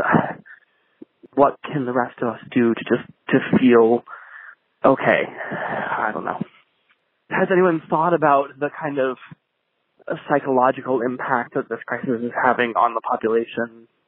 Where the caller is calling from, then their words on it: New York City, New York, United States; I'm calling from New York City. I am a relatively healthy 27-year-old